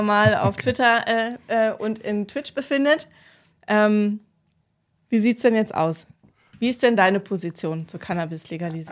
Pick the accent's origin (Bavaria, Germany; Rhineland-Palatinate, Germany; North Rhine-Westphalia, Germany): North Rhine-Westphalia, Germany; Ruhr area; Ich komme aus dem Ruhrgebiet, da muss man sich im Kindergarten entscheiden, Schalke oder Dortmund